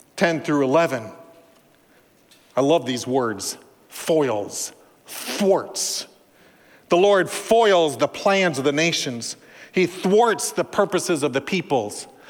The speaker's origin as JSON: {"language": "English", "region": "Minnesota", "country": "United States", "said": "I'm from Minnesota, land of Scandinavians and Germans, Norwegians, pretty restrained people"}